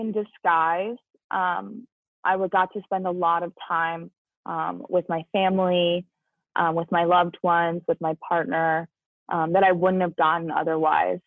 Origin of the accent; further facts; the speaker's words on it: New Jersey, United States; moved away as an adult; also born or lived in Illinois; I'm from New Jersey, and that kind of like when you were looking at the original COVID map, that big red dot in New York and New Jersey is quite literally where I'm from.